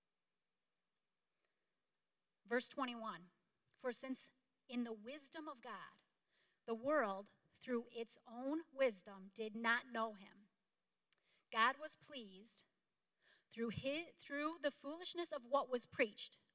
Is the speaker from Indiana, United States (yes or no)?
no; DeKalb Junction, New York, United States; I grew up in DeKalb Junction, New York.